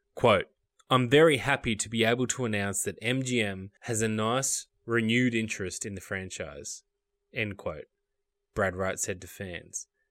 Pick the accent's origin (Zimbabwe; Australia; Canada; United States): Australia; I'm from Australia